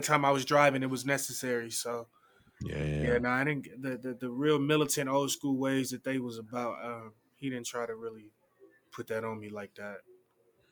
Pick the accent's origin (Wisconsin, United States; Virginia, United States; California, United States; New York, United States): California, United States; Oakland; I was raised by my pops in Oakland